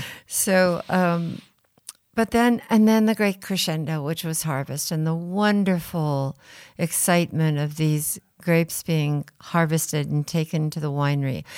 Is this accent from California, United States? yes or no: yes; Rutherford, California, United States; at Inglenook from three days after I was born